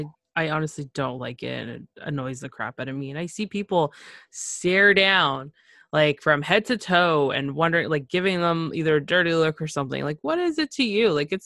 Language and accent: English; Canada; also born or lived in Nicaragua (parents); I'm from Nicaragua, Central America. Well, my parents are. I was born in Canada. But, you know, it's a huge mixture.